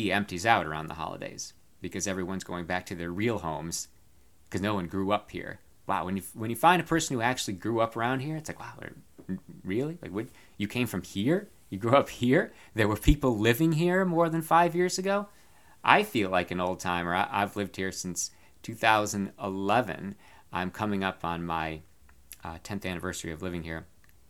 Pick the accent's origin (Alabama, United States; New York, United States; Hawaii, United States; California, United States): New York, United States; Binghamton; moved away as an adult; now in Loudoun County, United States; where I grew up in Binghamton